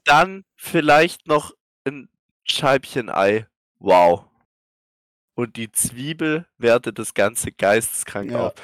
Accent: Swabia, Baden-Württemberg, Germany; als Schwabe

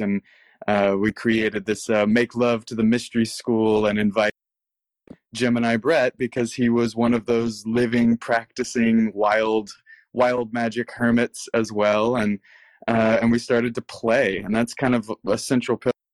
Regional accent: Texas, United States; moved away; growing up in Texas, my parents taught me tarot

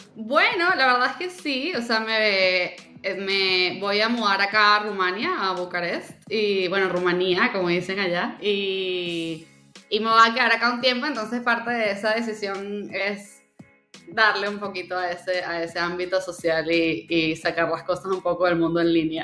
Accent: Venezuela; moved away; also born or lived in Cancún, Mexico / Mexico City, Mexico; yo nací en Venezuela, luego me mudé a México, me mudé primero a Cancún, luego me fui a Ciudad de México

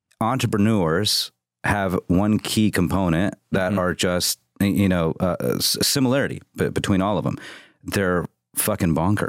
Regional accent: Midwest, United States; Midwest. I grew up in the Midwest.

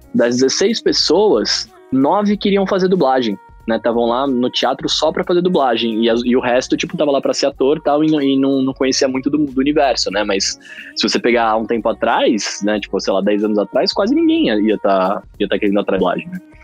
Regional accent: São Paulo, Brazil; also born or lived in Rio de Janeiro; eu nasci em São Paulo, depois eu fui morar no Rio de Janeiro um tempo, morei três anos lá. Aí voltei para São Paulo, e aí tô aqui desde então. Já moro aqui desde que eu tenho acho que 8, 9 anos de idade

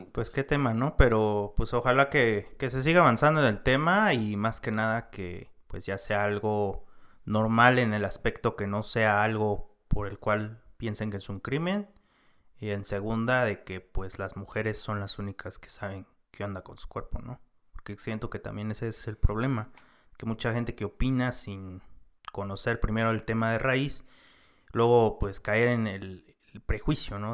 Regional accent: Mexico; also born or lived in San Cristóbal; nosotros como mexicanos

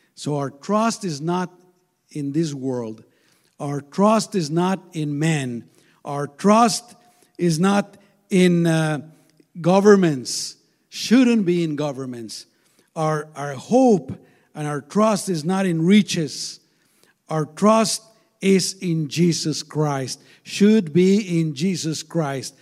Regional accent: Guatemala; now in United States; I was born in Guatemala, there's a lot of insecurity

